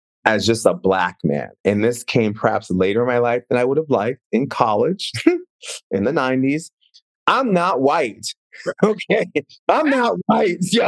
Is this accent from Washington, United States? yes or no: yes; Seattle, Washington, United States; also born or lived in Minneapolis, Minnesota; I moved from Minneapolis to Seattle, which was just like moving to Mars